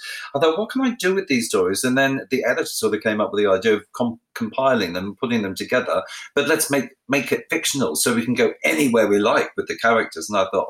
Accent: Australia; obviously the first one is about my life growing up in Australia. And a lot of people don't know I'm Australian because I have, you know, I speak beautifully like the Queen.

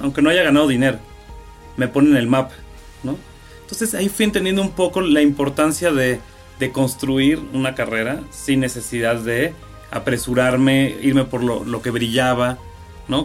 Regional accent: Cuernavaca, Morelos, Mexico; moved away as an adult; now in Mexico City, Mexico; yo llego a los 18 años de Cuernavaca

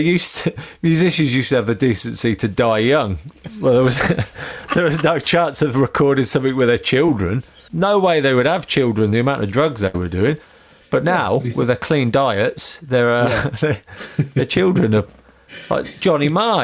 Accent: Northampton, East Midlands, United Kingdom; I grew up in Northampton

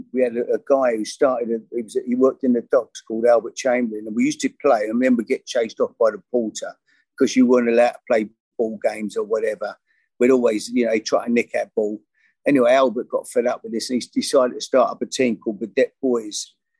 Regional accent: London, United Kingdom; I grew up in East London and lived on a massive council estate, you know, with hundreds of so many kids there, blocks and blocks of flats.

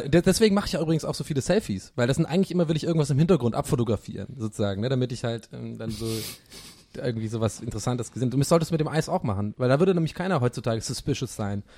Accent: Swabia, Germany; moved away; bei uns im Schwabenland

